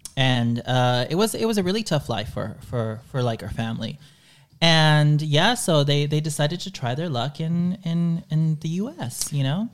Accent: Dallas, Texas, United States; first language Spanish; English is a second language; moved away; the area where I was growing up in Dallas

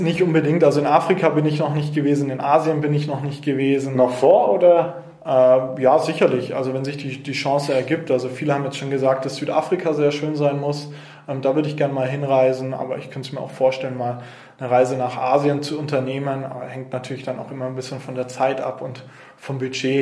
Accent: Nuremberg, Bavaria, Germany; hier in Nürnberg geboren. Ähm, bin in Zabo-Gleisheimer Mögeldorf, also da, wo ich jetzt auch aktiv bin, ähm, bin ich aufgewachsen

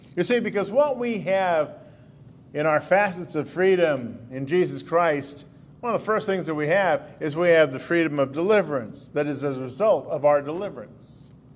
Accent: United States; I didn't choose to be in America. I was born as a result of my parents. They were here, and they were citizens.

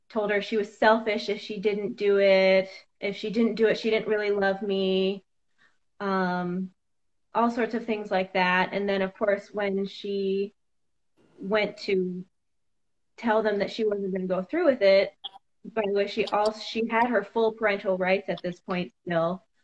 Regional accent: Cedar Rapids, Iowa, United States; also born or lived in Sioux City; I was born in Sioux City, Iowa. It was the Orange City branch of Bethany Christian Services

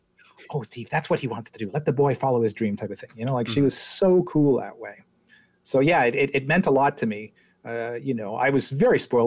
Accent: Quebec, Canada; as an English kid growing up in Quebec, you know, in the 1970s

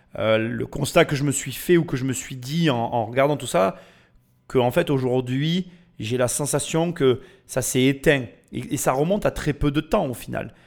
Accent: France; depuis que je suis né en France

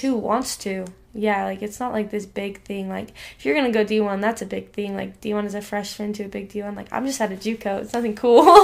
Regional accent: Idaho, United States; also born or lived in Rigby, Idaho; I was born in Idaho Falls, yeah, and then um I lived in the same house in Rigby with my mom and dad

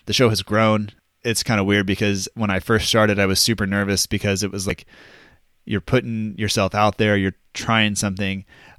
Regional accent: United States; You know, just because we're American doesn't mean we're afraid to drink beer super early.

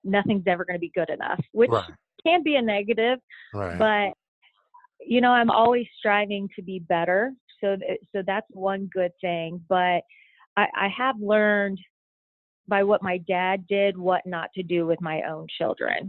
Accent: Richmond, Indiana, United States; moved away as an adult; I am from Richmond, Indiana, and I would say I'm your typical kid that grew up in Indiana

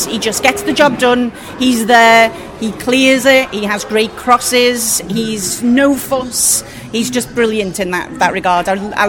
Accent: Liverpool, North West England, United Kingdom; now in New Jersey, United States; I'm from Liverpool, live in New Jersey.

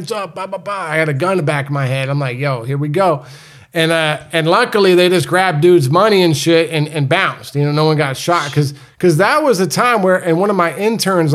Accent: New England, United States; also born or lived in Florida; I was born in Florida, but I moved to New England pretty early on

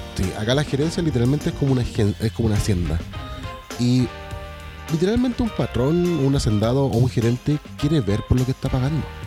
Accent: Chile; nosotros los chilenos

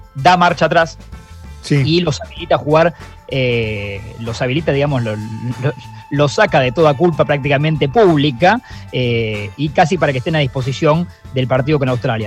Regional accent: Argentina; como sociedad argentina

